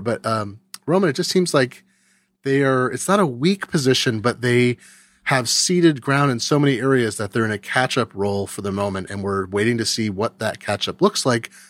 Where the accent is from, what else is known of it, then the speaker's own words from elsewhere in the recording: California, United States; I grew up in California.